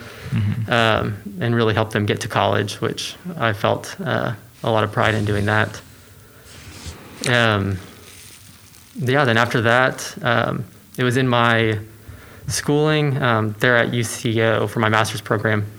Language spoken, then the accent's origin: English; Edmond, Oklahoma, United States; also born or lived in Alva, Oklahoma; So I grew up in Oklahoma. Went to Deer Creek High School, and you know, through all my schooling really since first grade.